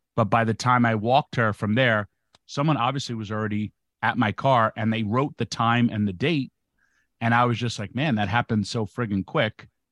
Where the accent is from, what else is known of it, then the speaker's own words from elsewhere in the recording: New York, United States; I'm from New York